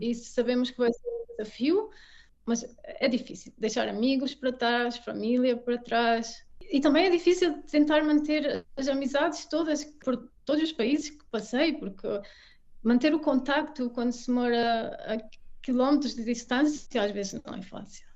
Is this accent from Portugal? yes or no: yes; Portugal; moved away as an adult; also born or lived in England / Belgium / Brazil / Mexico; now in Munich, Germany; crescendo em Portugal